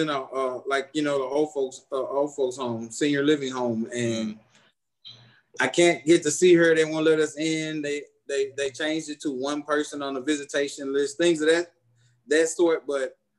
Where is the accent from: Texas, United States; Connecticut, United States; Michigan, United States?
Texas, United States; Houston; also born or lived in Missouri City, Texas; I was born and raised in Houston, Texas, St. Luke's Hospital, June 26, 1974, 11:31 p.m.